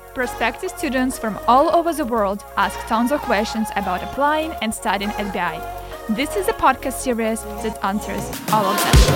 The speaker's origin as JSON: {"language": "English", "country": "Ukraine", "moved": "yes", "lives_now": "Norway", "said": "I am from Ukraine"}